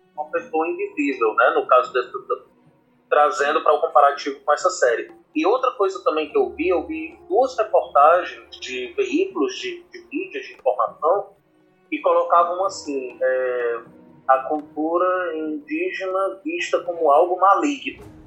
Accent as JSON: {"language": "Portuguese", "country": "Brazil"}